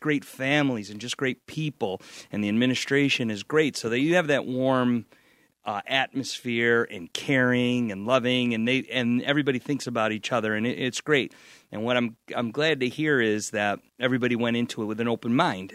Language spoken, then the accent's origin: English; Niagara Falls, New York, United States; also born or lived in Wheatfield, New York; I grew up in Niagara Falls